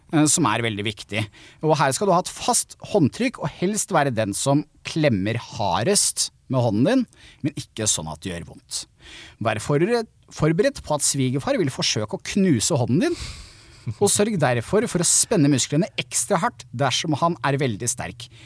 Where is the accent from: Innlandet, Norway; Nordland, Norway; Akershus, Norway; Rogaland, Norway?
Akershus, Norway; Kolbotn; moved away as an adult; also born or lived in Trondheim; som en som er vokst opp på Kolbotn rett utafor Oslo